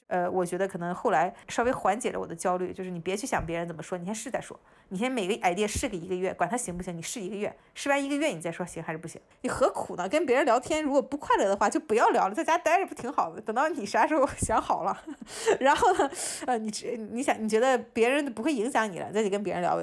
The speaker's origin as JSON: {"language": "Chinese", "town": "Qingdao", "region": "Shandong", "country": "China", "moved": "yes", "lives_now": "United States", "said": "虽然青岛已经是个挺大的城市了"}